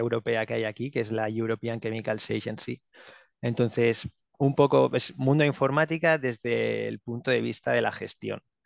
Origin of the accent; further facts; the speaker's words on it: Barcelona, Catalonia, Spain; moved away as an adult; now in Finland; tengo 31 años, eh, soy de Barcelona